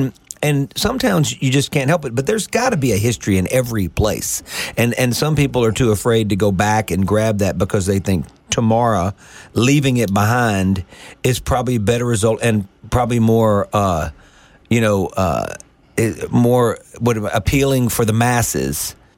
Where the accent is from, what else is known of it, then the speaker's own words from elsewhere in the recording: Greenville, Mississippi, United States; accent: Southern; when I grew up in Greenville